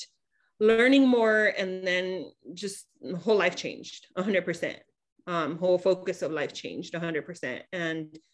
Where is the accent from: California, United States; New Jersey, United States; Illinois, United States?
California, United States; Imperial Valley; I'm actually from the Imperial Valley. So I'm from the desert region that we support with supplies